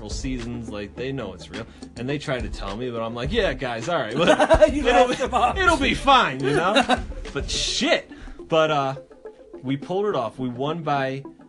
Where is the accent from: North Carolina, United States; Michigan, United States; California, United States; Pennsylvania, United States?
Pennsylvania, United States; Philadelphia; I grew up in Philadelphia and the surrounding areas of Philadelphia